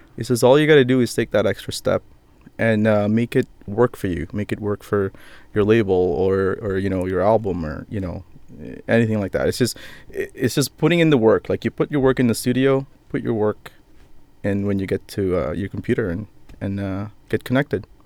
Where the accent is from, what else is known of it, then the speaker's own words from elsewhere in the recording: Philippines; I'm Filipino